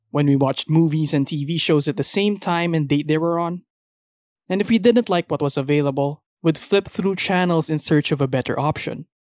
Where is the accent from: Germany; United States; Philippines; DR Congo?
Philippines; as Filipino viewers